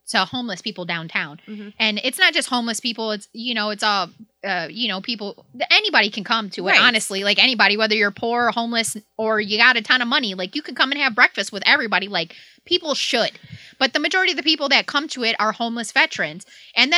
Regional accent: Hazel Park, Michigan, United States; I grew up in Hazel Park

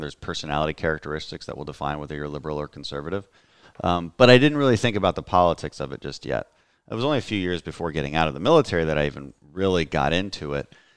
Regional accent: Texas 2nd congressional district, United States; my hometown congressman, Ted Poe, announced retirement here in the second district where we are right now

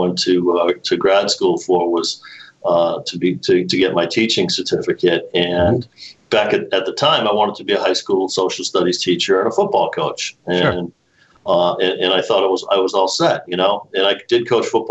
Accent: Norwood, Massachusetts, United States; also born or lived in Boston; I was born in Boston, but spent most of my life living here in the town of Norwood

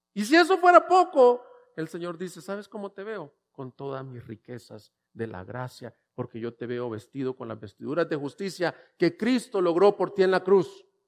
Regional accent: El Salvador; also born or lived in El Paso, Texas / Louisville, Kentucky; now in Ciudad Juárez, Mexico; yo soy salvadoreño

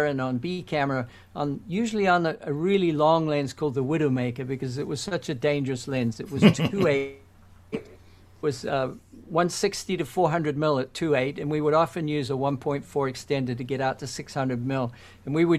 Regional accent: New Zealand; moved away as an adult; also born or lived in London, United Kingdom / Toronto, Canada; I was born in New Zealand

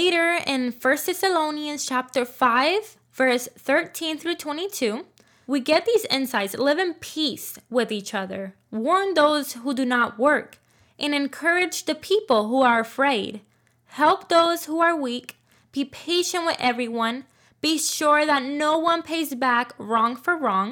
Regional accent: Puerto Rico; I was born and raised in Puerto Rico

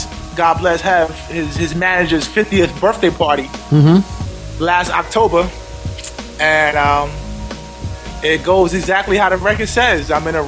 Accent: Mount Vernon, New York, United States; I'm from Mount Vernon.

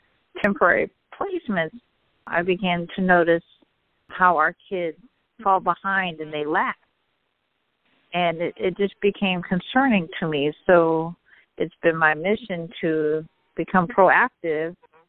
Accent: Northern California, United States; also born or lived in Central Valley, California; I grew up in Northern California, the youngest of our family

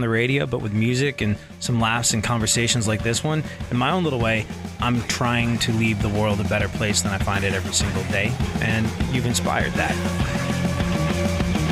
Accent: London, United Kingdom; I grew up in London.

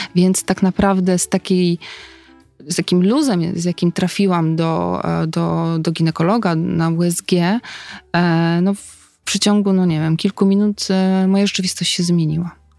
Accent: Tricity, Pomeranian Voivodeship, Poland; ja wtedy mieszkam, w ogóle jestem z Trójmiasta, wtedy mieszkam w Gdańsku

